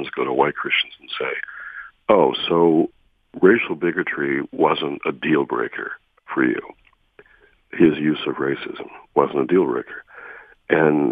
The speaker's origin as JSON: {"language": "English", "town": "Detroit", "region": "Michigan", "country": "United States", "tie": "born or raised there", "moved": "yes", "said": "back in my hometown"}